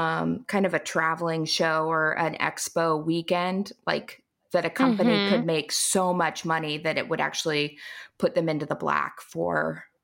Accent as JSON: {"language": "English", "region": "Appalachia", "country": "United States", "tie": "born or raised there", "said": "And then also a big part of growing up in Lower Appalachia was fiber arts and craft were really big there."}